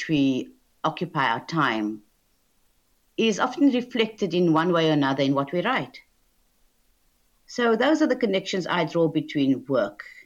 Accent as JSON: {"language": "English", "town": "Cape Town", "region": "Western Cape", "country": "South Africa", "tie": "born or raised there", "moved": "as an adult", "lives_now": "United Kingdom", "said": "I was born in Cape Town in what was then apartheid South Africa in 1958"}